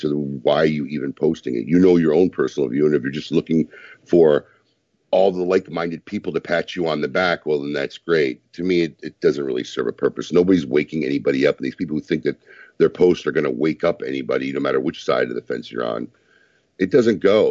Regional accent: United States; as an American

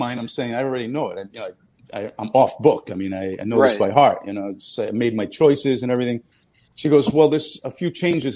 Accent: New Jersey, United States; also born or lived in Naples, Italy; I was born in Naples, Italy, and I grew up in New Jersey.

